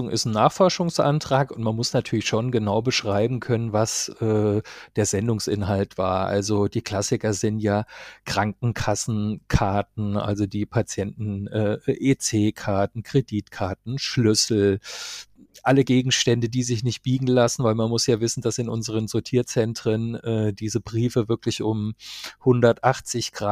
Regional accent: Marburg, Hesse, Germany; Ich kann zwar nicht als Karnevalshochburg in meiner Heimatstadt Marburg glänzen

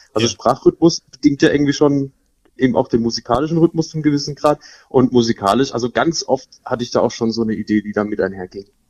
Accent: Elchesheim-Illingen, Baden-Württemberg, Germany; ich bin eigentlich aufgewachsen in Elchesheim-Bieling, habe dann Großteil meines Lebens verbracht

